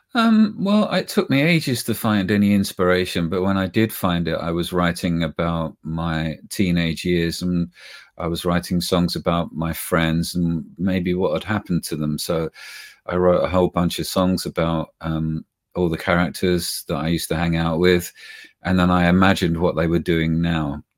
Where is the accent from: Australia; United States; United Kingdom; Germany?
United Kingdom; accent: British; we're British, we speak with a British tongue